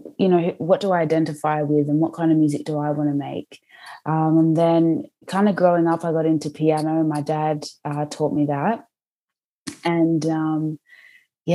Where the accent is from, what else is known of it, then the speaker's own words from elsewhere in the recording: Sydney, New South Wales, Australia; So I was born here. My dad's actually from Nottingham originally, so heaps of my family are in the UK. But I guess growing up in Sydney